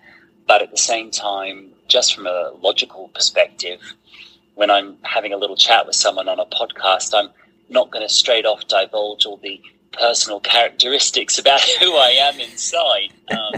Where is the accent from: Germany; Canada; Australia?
Australia; now in Andalusia, Spain; I am an Australian horse trainer and hoof care provider currently living in Andalusia in southern Spain.